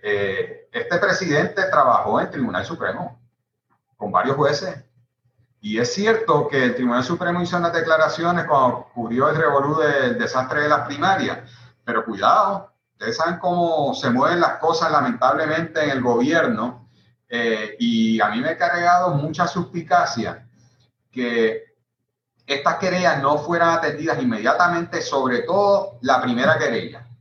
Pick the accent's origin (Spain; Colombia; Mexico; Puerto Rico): Puerto Rico; somos una nación puertorriqueña que, sobre todo por la situación política, por ser colonia, muchos de los puertorriqueños han tenido que irse de nuestra patria